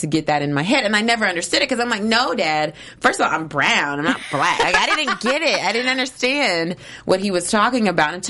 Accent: Radcliff, Kentucky, United States; I grew up in a small town. So I grew up in Radcliffe, Kentucky.

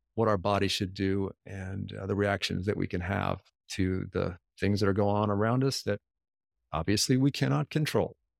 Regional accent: United States; first language English; I'm a typical American, I can only speak English

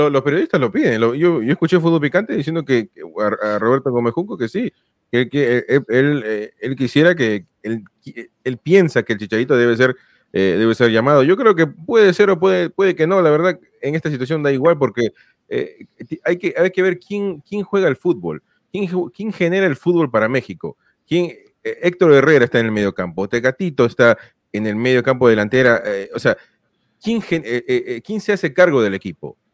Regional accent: Peru; yo soy peruano

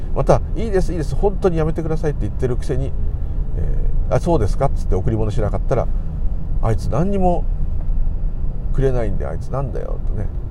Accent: Tokyo, Japan; 私東京の人なんでいつも親戚に混じって東京の悪口を聞いてることが多々あった

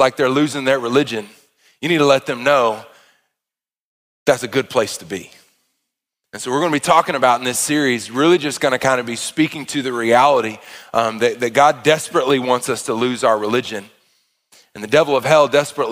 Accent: Arkansas, United States; I am from Arkansas

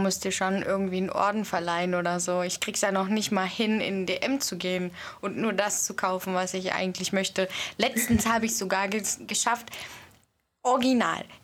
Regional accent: Odenwald, Germany; bei uns im Odenwald

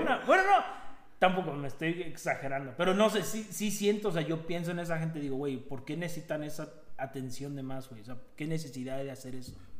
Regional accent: Mexico; now in Jasper, Canada; siendo mexicanos aquí en Canadá

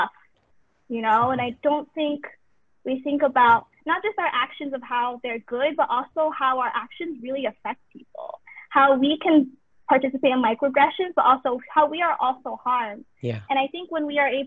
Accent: United States; I'm second generation, I'm Asian American

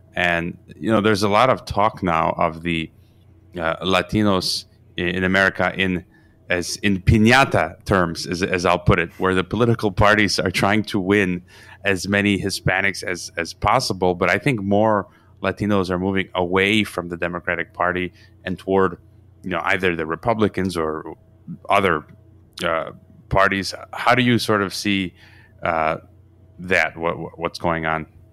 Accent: Chicago, Illinois, United States; moved away as an adult; now in Mexico; I was born in Chicago, and I grew up around M-, Mexicans.

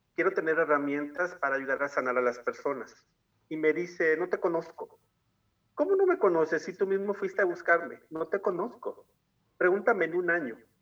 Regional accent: Tuxtla Gutiérrez, Chiapas, Mexico; now in San Cristóbal de las Casas, Mexico; como nací en Tuxtla, pero me vine a vivir a los Altos de Chiapas

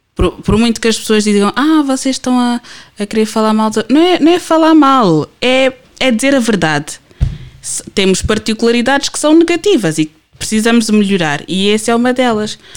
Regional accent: Portugal; first language Portuguese; Eu nasci e cresci cá, eu sou portuguesa

